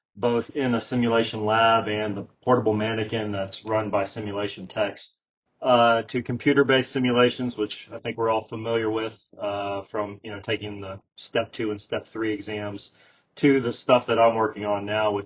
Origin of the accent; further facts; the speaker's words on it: Southeast, United States; moved away as an adult; now in Salt Lake City, United States; I am originally from the Southeast